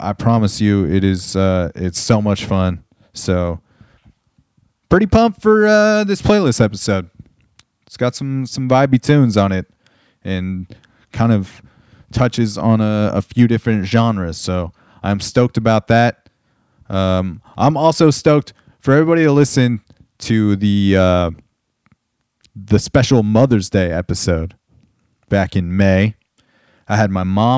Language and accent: English; Southern California, United States; now in Portland, United States; the areas that I grew up in Southern California, outside of Orange County and Los Angeles